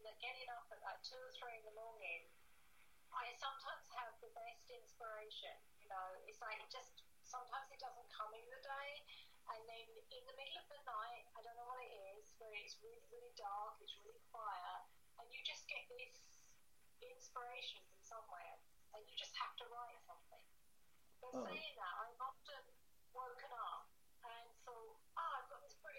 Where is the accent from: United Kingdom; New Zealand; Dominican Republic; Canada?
United Kingdom; Rochford, East of England; accent: Essex; also born or lived in Southend-on-Sea; I lived in Rochford.